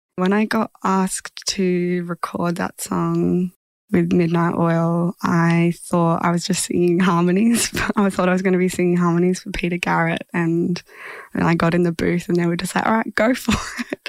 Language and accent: English; Horsham, Victoria, Australia; moved away; I grew up in Horsham